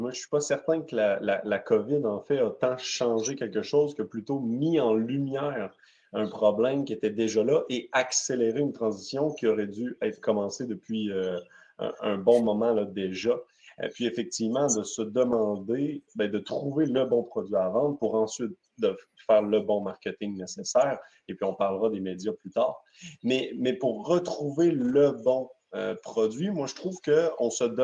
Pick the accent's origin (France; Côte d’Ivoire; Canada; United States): Canada; Quebec; Un, je suis du côté québécois. comme vous pouvez le voir, malgré que mon accent est très léger, donc, je, je, je, suis ici au Québec